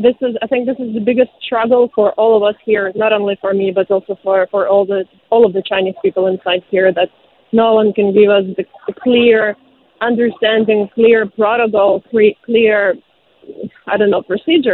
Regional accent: Zaporizhzhia, Zaporizhzhia Oblast, Ukraine; now in Shanghai, China; I'm from Zaporizhia. This is where my family is from, and this is where they are right now.

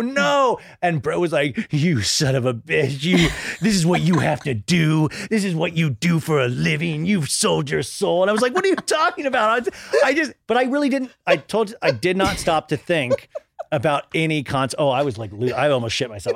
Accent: Kansas, United States; I grew up in Kansas

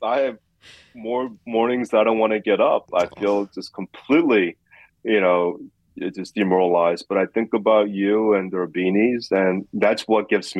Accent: New York City, New York, United States; I grew up in Queens. This is my hometown.

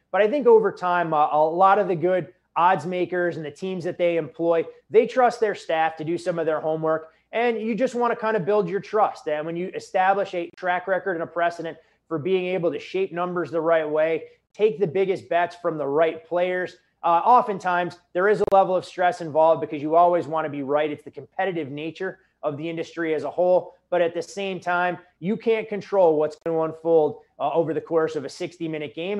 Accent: Chicago suburbs, Illinois, United States; growing up in the Chicago suburbs at a young age

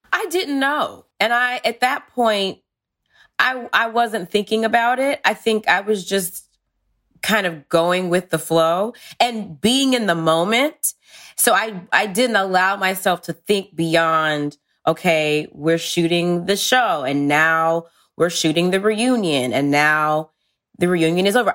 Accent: Georgia, United States; moved away; I'm from Georgia originally

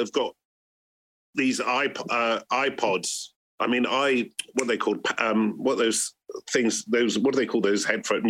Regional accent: Bristol, South West England, United Kingdom; we're just a bunch of mates amongst quite a few mates growing up in Bristol.

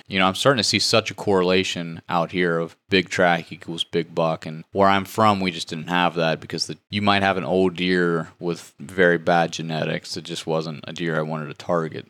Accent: West Virginia, United States; moved away as an adult; now in Missouri, United States; I come from West Virginia. We don't have ag

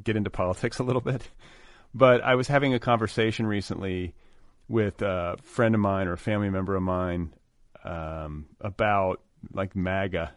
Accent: Indiana, United States; growing up in Indiana

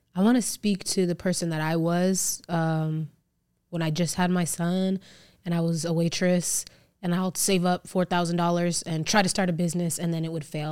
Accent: Las Vegas, Nevada, United States; So I live in Vegas, I grew up in Vegas

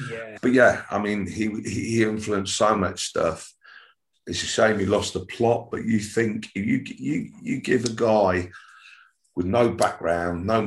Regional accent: Wigan, North West England, United Kingdom; also born or lived in Nottingham / Ormskirk / Southport / Liverpool; I was born in Nottingham. This is a story longer than a bit of string. we we ended up in Wigan, then we moved

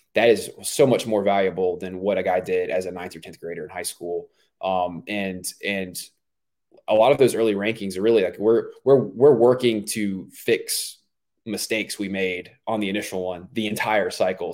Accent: Myrtle Beach, South Carolina, United States; I grew up in Myrtle Beach, South Carolina

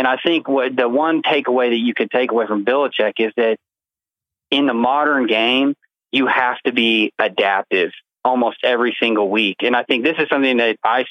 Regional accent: Kansas City, Missouri, United States; moved away; also born or lived in Texas; I grew up in Kansas City

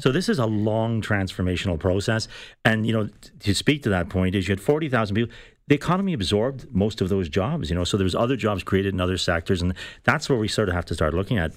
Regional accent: Ireland; now in Canada; I'm Irish. I came from Ireland. We, I came here in the nineteen seventies.

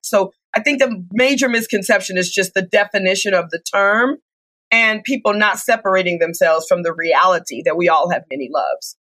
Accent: Detroit, Michigan, United States; I'm from Detroit, Michigan

